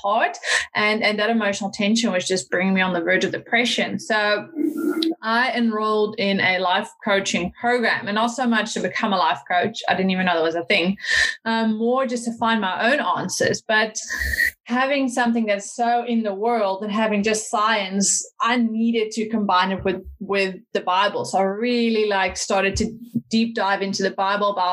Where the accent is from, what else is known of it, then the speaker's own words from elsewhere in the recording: Netherlands; moved away as an adult; also born or lived in United States / South Africa; now in New Zealand; I'm originally from the Netherlands